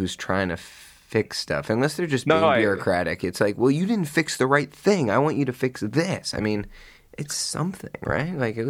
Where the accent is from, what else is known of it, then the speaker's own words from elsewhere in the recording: Florida, United States; we're from Florida.